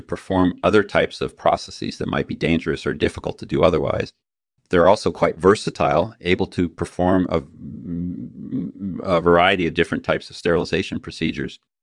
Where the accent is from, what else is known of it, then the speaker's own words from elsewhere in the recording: Utah, United States; I grew up in Utah, majoring in chemistry, uh, at Brigham Young University